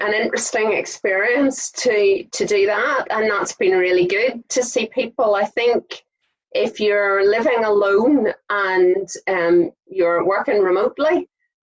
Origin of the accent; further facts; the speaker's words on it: Saintfield, Northern Ireland, United Kingdom; I grew up in Saintfield, but I've been in various other places throughout my time.